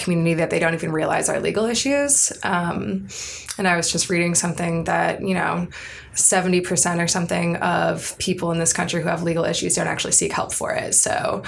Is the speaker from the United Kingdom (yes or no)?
no; Cleveland, Ohio, United States; moved away as an adult; I'm from Cleveland, Ohio